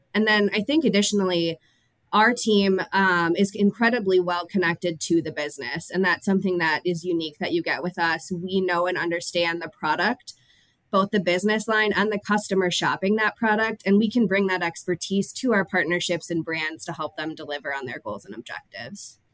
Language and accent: English; Minnesota, United States; I am born and raised in Minnesota